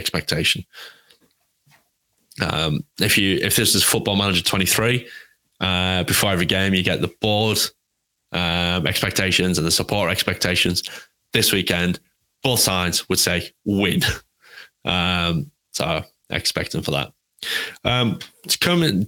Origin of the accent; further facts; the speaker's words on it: England, United Kingdom; I'm English